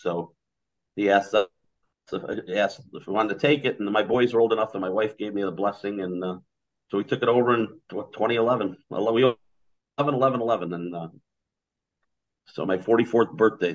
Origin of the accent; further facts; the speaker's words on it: Highwood, Illinois, United States; I grew up born and raised in Highwood